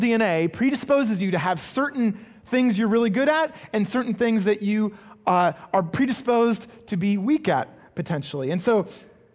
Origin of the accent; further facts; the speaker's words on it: England, United Kingdom; growing up in England, I attended a school